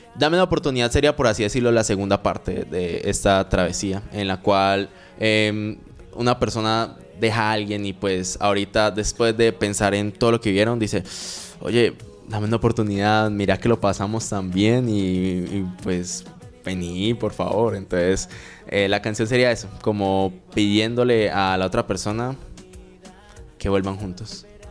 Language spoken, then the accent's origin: Spanish; Medellín, Antioquia, Colombia; now in Cali, Colombia; actualmente resido en Cali, aunque nací en Medellín